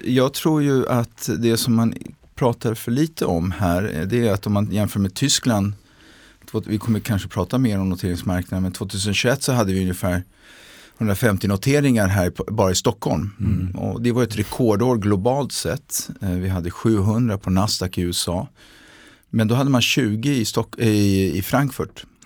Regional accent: Milan, Lombardy, Italy; moved away as an adult; also born or lived in Brussels, Belgium / England / London, United Kingdom; now in Sweden; jag hade vuxit upp i Italien, eh, i Milano

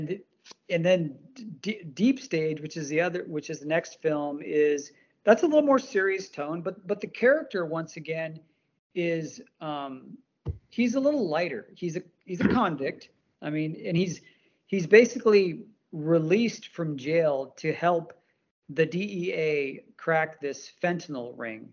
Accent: India; I'm from India

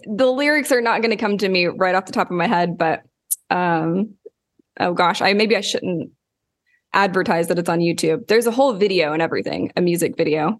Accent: Lawton, Oklahoma, United States; moved away; I grew up in Lawton, Oklahoma

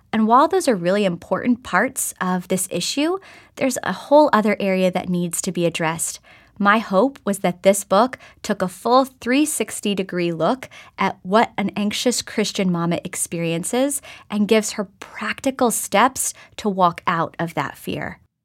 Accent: Oklahoma, United States; moved away; I grew up in Oklahoma and spent some time in different parts of the country

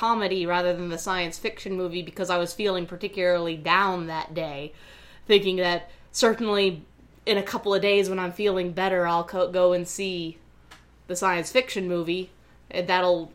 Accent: the South, United States; I'm from the South

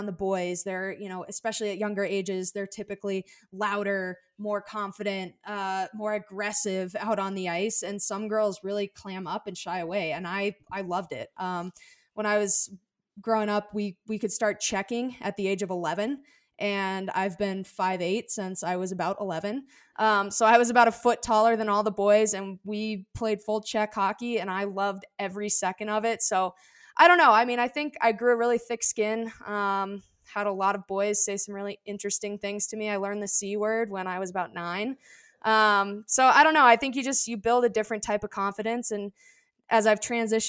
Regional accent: Arizona, United States; here in Arizona when I was younger

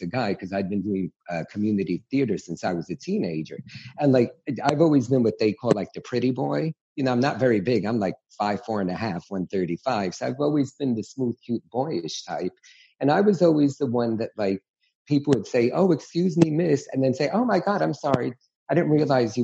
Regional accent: New York City, New York, United States; growing up in New York City

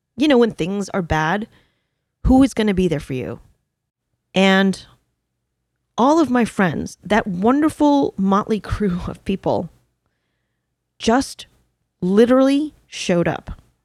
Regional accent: New York, United States; I'm a New Yorker

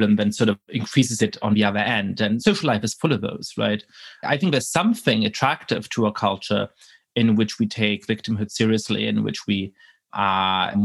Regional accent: Germany; I grew up in Germany at a time when there was a tremendous amount of philo-Semitism

